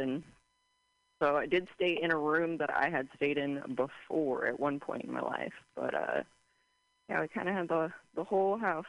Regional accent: Boise, Idaho, United States; also born or lived in California / Colorado / Utah; I was born in Cali. We've been in Colorado. We've been in Utah. We've been in Idaho. But I did graduate high school in Boise, Idaho.

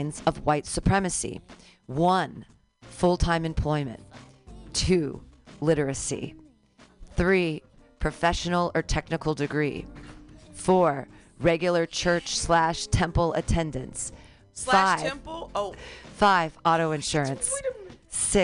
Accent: California, United States; I'm from California

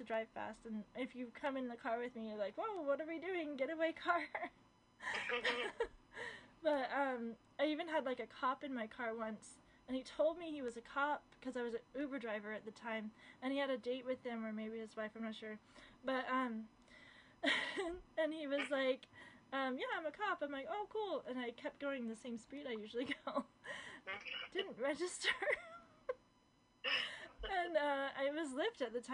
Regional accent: East Bay, California, United States; I'm from East Bay

